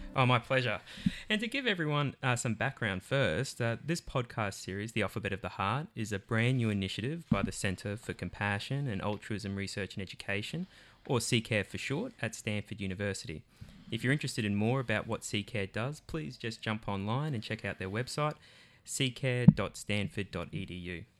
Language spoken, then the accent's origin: English; Australia; I'm from Australia.